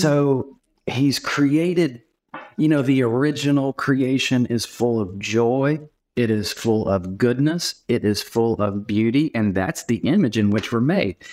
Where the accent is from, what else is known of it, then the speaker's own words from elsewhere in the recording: Knoxville, Tennessee, United States; I live in Knoxville, Tennessee, and I'm actually from Knoxville.